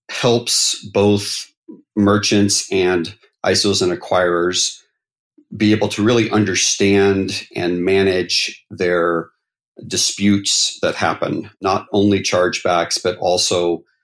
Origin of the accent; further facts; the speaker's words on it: North Carolina, United States; now in Utah, United States; So uh, I was born and raised mostly in North Carolina and in the South. My dad was military, so we moved about every three years.